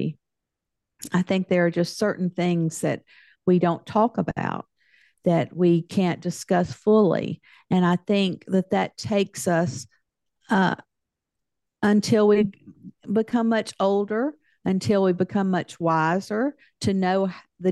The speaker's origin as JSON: {"language": "English", "region": "Deep South", "country": "United States", "tie": "born or raised there", "said": "I grew up in the South in the United States, in the Deep South."}